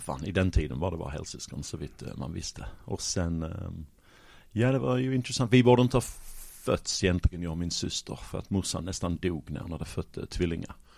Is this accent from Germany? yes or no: no; Sheffield, Yorkshire and the Humber, United Kingdom; Swedish is a second language; moved away as an adult; now in Malmö, Sweden; Sheffield i norra England, Yorkshire